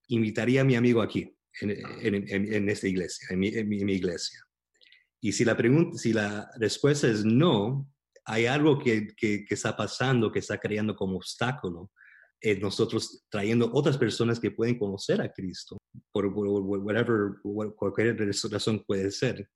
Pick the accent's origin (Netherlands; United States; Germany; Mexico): United States; Miami, Florida; moved away as an adult; also born or lived in Louisville, Kentucky / New York; nací, crecí en Miami toda mi vida, hasta los 20 años que tenía el privilegio de mudarme a Louisville, Kentucky